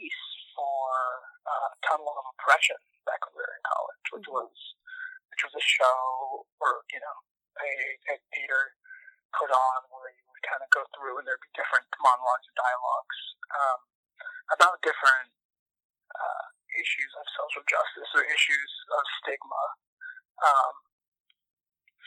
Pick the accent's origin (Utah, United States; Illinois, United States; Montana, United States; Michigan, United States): Michigan, United States; Canton; moved away as an adult; now in Minneapolis, United States; I am from Canton, Michigan